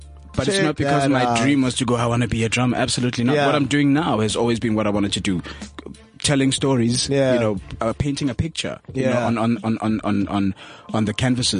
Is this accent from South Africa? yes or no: yes; Soweto, Gauteng, South Africa; also born or lived in Newcastle, KwaZulu-Natal; I was raised in Soweto.